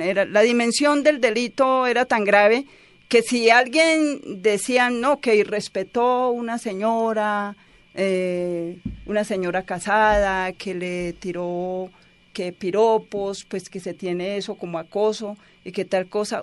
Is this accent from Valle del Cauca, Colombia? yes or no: no; Santa Rosa de Osos, Antioquia, Colombia; Yo soy de Santa Rosa de Osos